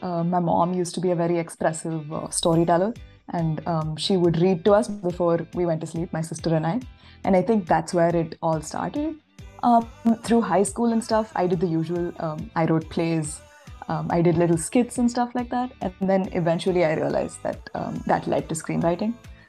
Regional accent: Chennai, Tamil Nadu, India; moved away as an adult; now in Los Angeles, United States; I'm from Chennai, India, which is where I'm zooming in from today. But I'm currently based in Los Angeles, where I am doing my master's in screenwriting.

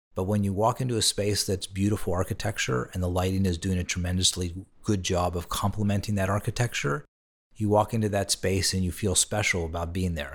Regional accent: Pittsburgh, Pennsylvania, United States; moved away as an adult; also born or lived in Boston; my family back in my hometown of Pittsburgh

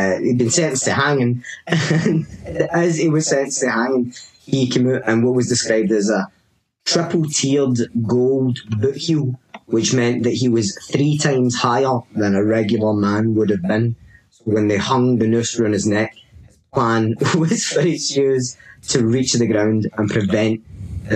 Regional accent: Rutherglen, Scotland, United Kingdom; I was born in Rutherglen

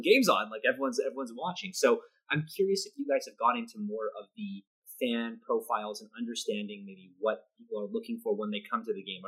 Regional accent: Canada; now in Midwest, United States; as a Canadian, obviously living in the Midwest, more or less

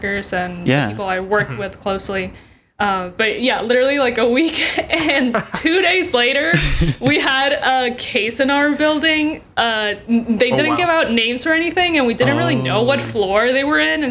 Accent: Honduras; now in United States; I'm originally from Honduras.

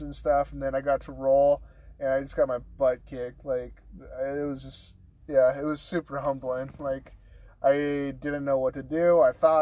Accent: Monterey, California, United States; I grew up down in Monterey, California

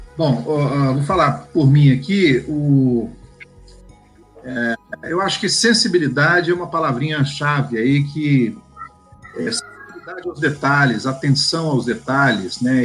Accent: Goiânia, Goiás, Brazil; Eu sou de Goiânia

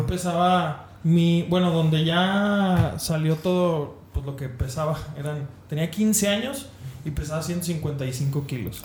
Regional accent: León, Guanajuato, Mexico; Mi, mi familia es de Monterrey, yo soy de León, Guanajuato

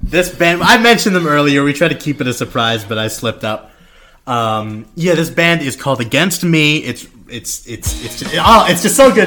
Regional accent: Philippines; I'm Filipino

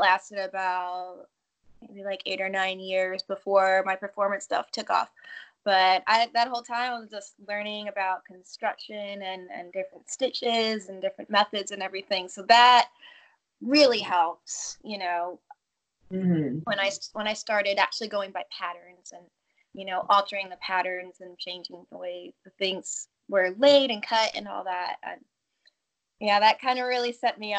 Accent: New York, United States; I grew up in New York.

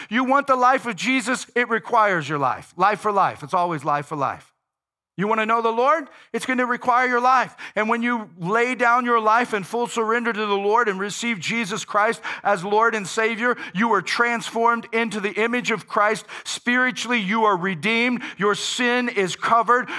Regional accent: United States

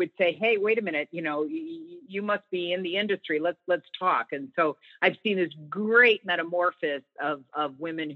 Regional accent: Chicago, Illinois, United States; I'm from Chicago

